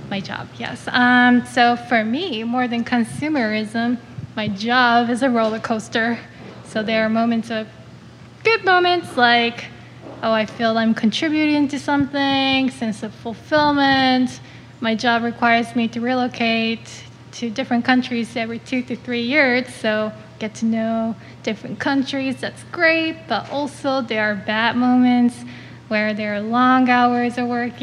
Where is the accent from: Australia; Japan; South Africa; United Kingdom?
Japan; moved away as an adult; now in Chicago, United States; I'm originally from Japan. I moved in here last year